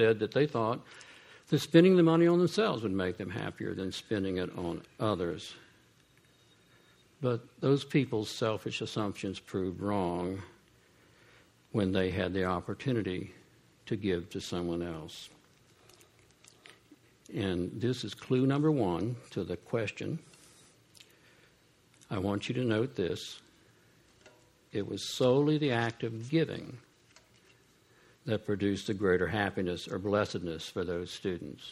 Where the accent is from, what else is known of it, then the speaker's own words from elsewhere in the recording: Columbus, Ohio, United States; I grew up poor in Columbus, Ohio